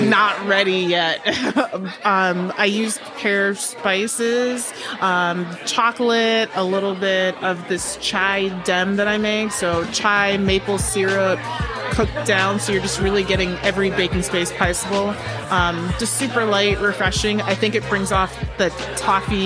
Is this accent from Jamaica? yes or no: yes; Jamaica; I'm just Jamaican